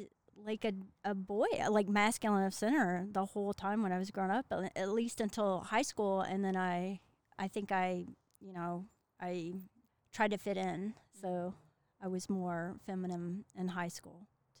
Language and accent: English; Hurricane Mills, Tennessee, United States; accent: Southern; moved away; if you can't tell from the accent, I'm from the South. I'm from Tennessee. Grew up in Hurricane Mills, and that's about 15 minutes from Bucksnort